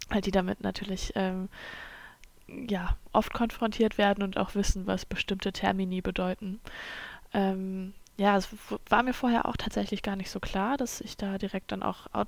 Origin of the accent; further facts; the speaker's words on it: Germany; first language German; ich bin in Deutschland aufgewachsen und ähm, das ist meine Muttersprache.